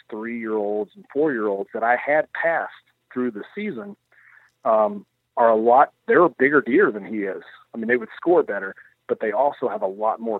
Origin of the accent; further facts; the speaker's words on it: Kentucky, United States; I'm a hillbilly from Kentucky. I like venison as well.